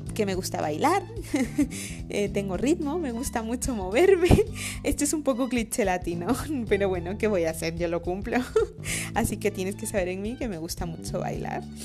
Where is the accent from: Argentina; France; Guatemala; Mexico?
Guatemala; moved away as an adult; now in Madrid, Spain; esta parte chapina que tengo, que es toda prácticamente, porque nací en Guatemala